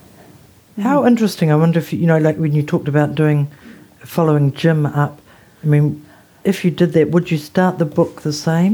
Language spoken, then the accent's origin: English; Palmerston North, Manawatū-Whanganui, New Zealand; I was born in Palmerston. I grew up in Palmerston North.